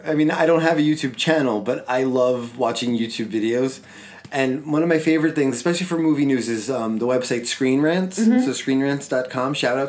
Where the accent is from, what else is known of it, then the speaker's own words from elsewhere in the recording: New York City, New York, United States; growing up in the Bronx, you know, where so many of those scenes were shot, you know, like, that's my home. That is my childhood.